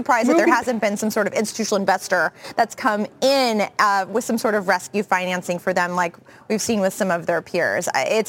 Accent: Kansas, United States; it's based in my hometown in Kansas.

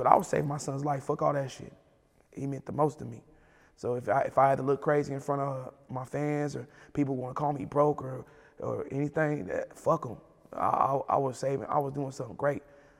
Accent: Kansas, United States; But I'm from Kansas. I'm actually from Kansas, so I'm the biggest artist out of mm-hmm. Kansas.

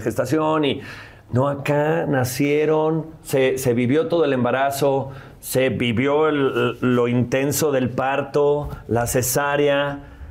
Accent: León, Guanajuato, Mexico; also born or lived in San Luis de la Paz, Guanajuato; yo soy de León, Guanajuato

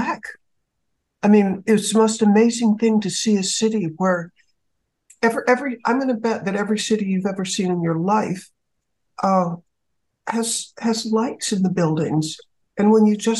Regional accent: United States; as an American

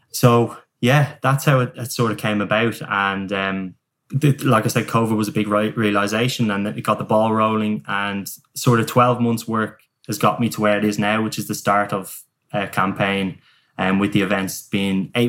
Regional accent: Dublin, Leinster, Ireland; I'm from Dublin, but it, it, it's Southern Ireland.

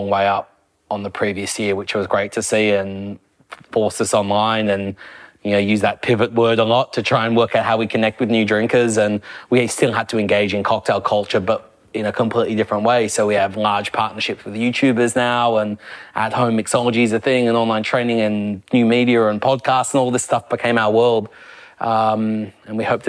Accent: Australia; as an Aussie

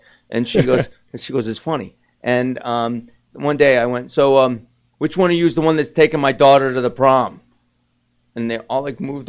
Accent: New Jersey, United States; Oh, so I'm from Jersey.

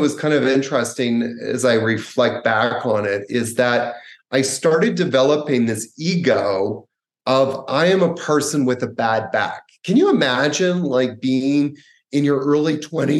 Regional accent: Canada; when I was about 18, growing up in Canada

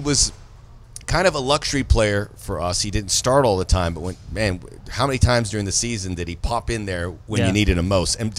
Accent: Miami, Florida, United States; now in Los Angeles, United States; He's going to Miami, which is a desirable place. It's my hometown.

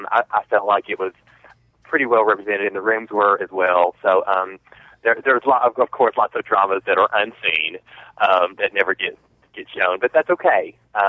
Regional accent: the South, United States; we're both from the South. We're both from the South. Real long syllables, really long phrases, that kind of stuff.

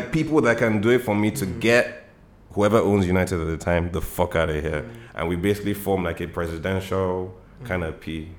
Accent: Nigeria; But I'm Nigerian, so I'm I'm playing for Nigeria.

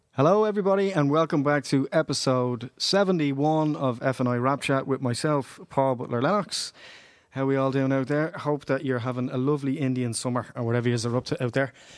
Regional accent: Dublin, Leinster, Ireland; I grew up in Ballymun

